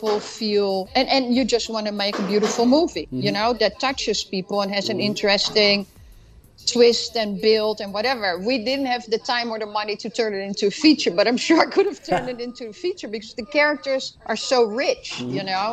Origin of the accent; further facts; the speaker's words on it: Amsterdam, North Holland, Netherlands; now in United States; I'm originally from Amsterdam